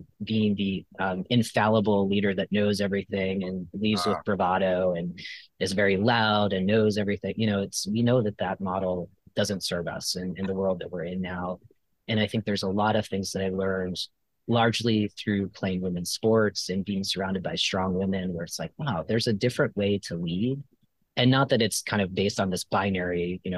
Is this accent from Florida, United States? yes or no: yes; Florida, United States; I grew up in Florida